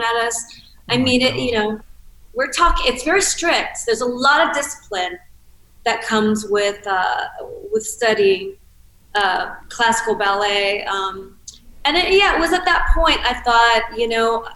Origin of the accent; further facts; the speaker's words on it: Cincinnati, Ohio, United States; I grew up in Cincinnati, Ohio